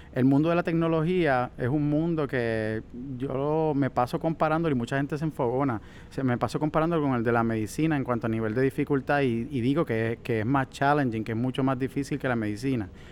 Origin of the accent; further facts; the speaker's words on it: Puerto Rico; somos puertorriqueños